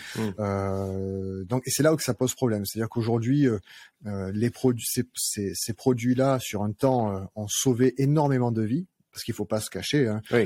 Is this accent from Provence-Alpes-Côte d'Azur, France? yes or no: yes; Arles, Provence-Alpes-Côte d'Azur, France; je suis, je suis un Arlésien. Je suis né à Arles